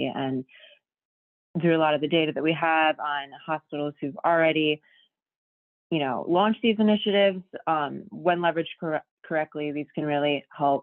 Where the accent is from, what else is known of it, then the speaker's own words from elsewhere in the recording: Detroit, Michigan, United States; moved away as an adult; now in Chicago, United States; I'm from Detroit, and I came to Chicago in 2016 to study journalism at DePaul University